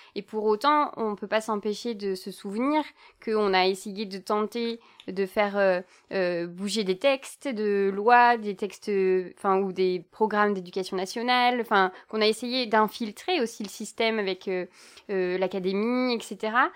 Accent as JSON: {"language": "French", "country": "Belgium", "said": "je ne suis pas française, je suis belge"}